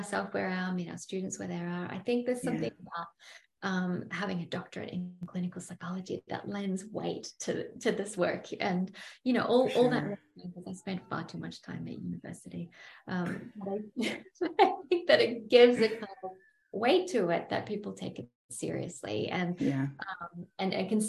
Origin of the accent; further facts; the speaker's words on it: Byron Bay, New South Wales, Australia; my hometown, Byron Bay